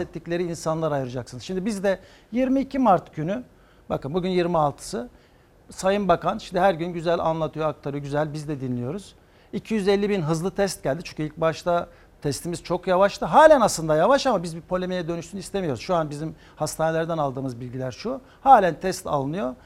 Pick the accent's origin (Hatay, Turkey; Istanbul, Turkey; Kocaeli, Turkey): Hatay, Turkey; Antakya; Antakya doğumluyum 1966